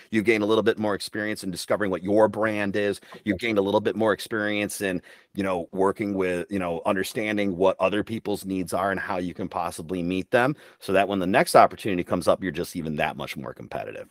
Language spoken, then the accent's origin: English; Midland, Michigan, United States; moved away as an adult; I was born in Midland, Michigan, and raised there, uh, until I was nineteen years old when I left and I joined the Army